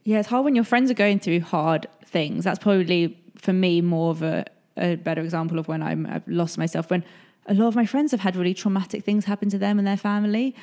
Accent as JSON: {"language": "English", "region": "England", "country": "United Kingdom", "said": "I'm English"}